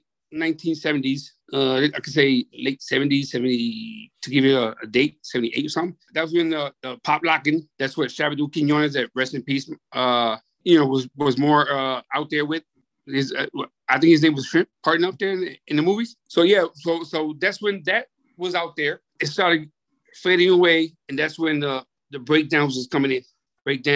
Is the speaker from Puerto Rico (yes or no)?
yes; Vega Baja, Puerto Rico; I'm from Vega Baja.